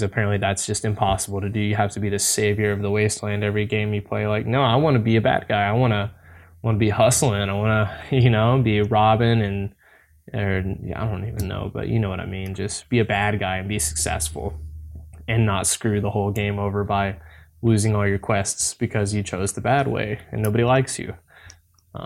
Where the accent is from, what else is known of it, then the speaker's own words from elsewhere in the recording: Tennessee, United States; I'm from Tennessee personally